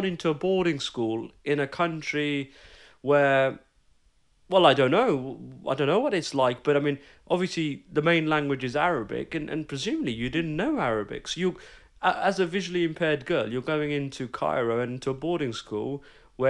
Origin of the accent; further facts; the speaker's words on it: London, United Kingdom; English is a second language; I grew up in London